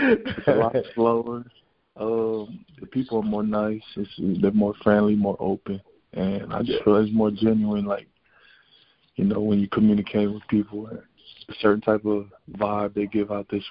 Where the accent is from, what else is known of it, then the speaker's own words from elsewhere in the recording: Inglewood, California, United States; also born or lived in Utah; I am from Inglewood, California, there's a lot of crime and those type of things.